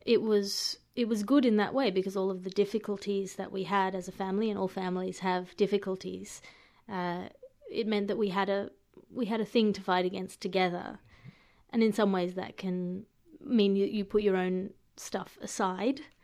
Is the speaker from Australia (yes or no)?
yes; Australia; an Australian coming to an, uh, to an American city